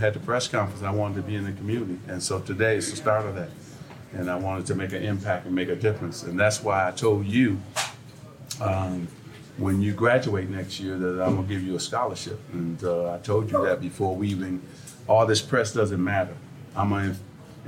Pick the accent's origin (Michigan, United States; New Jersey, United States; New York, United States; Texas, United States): Michigan, United States; Lansing; I grew up in Boys and Girls Club back in Lansing, Michigan